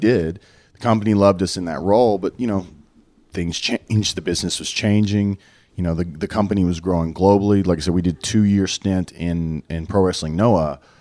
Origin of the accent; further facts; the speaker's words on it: Dallas, Texas, United States; it was basically my hometown